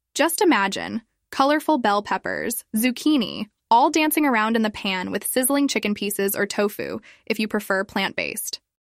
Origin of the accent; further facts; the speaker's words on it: China; my hometown in China